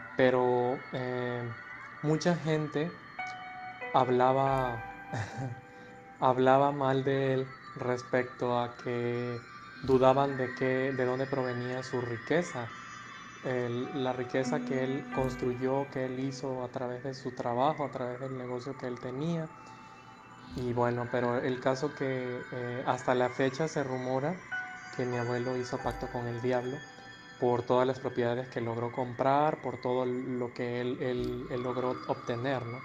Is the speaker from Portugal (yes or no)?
no; Mexico; nosotros acá en México